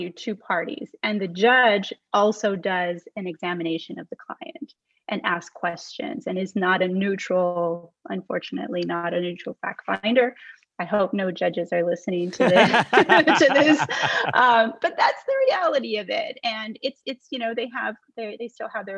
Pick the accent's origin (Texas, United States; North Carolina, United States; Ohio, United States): Texas, United States; I grew up in Texas. I'm from here. My family's from here